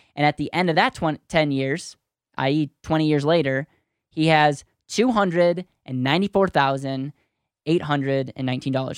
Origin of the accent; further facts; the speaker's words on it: Wisconsin, United States; now in Denver, United States; I grew up in Wisconsin